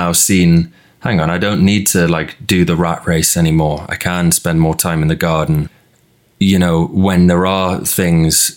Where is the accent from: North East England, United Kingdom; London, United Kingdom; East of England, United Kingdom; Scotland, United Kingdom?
North East England, United Kingdom; Newcastle upon Tyne; growing up in Newcastle